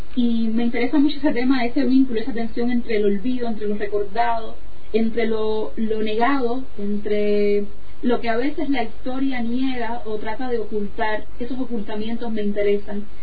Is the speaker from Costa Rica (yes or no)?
no; Meneses, Sancti Spíritus, Cuba; moved away as an adult; now in Salamanca, Spain; Yo soy del centro de Cuba, no de la capital, yo no soy de La Habana, nací en el centro de Cuba, en una población rural, en un pueblo